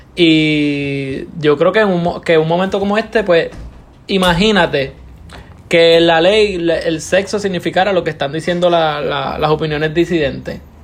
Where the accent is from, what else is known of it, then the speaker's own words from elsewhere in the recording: Morovis, Puerto Rico; moved away as an adult; now in Ponce, Puerto Rico; soy de Morovi